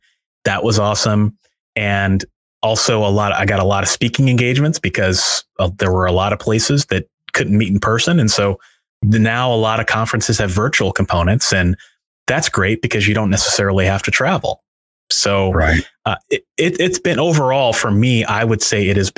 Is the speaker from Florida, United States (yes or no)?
no; St. Louis, Missouri, United States; I set it in my hometown